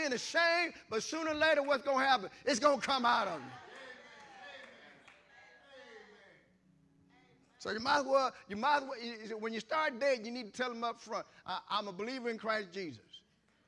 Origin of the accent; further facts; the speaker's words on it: Columbus, Ohio, United States; moved away; I'm from Columbus, Ohio initially, so I hung out on the campus of Ohio State.